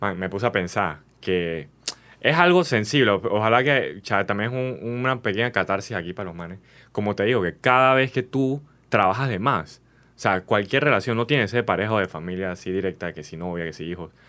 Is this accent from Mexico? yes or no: no; Panama; como panameños